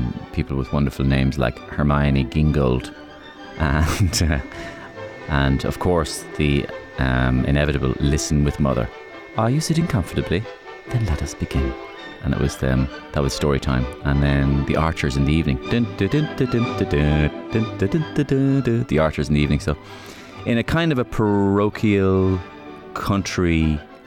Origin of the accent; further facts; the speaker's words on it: Waterford, Munster, Ireland; also born or lived in London; I grew up just on the outskirts of Waterford City, about a mile and a half outside Waterford